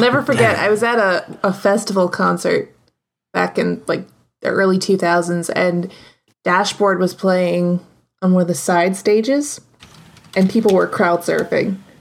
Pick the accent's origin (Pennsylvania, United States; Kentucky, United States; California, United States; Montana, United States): Pennsylvania, United States; Philadelphia; accent: Philly; my Philly accent comes out hard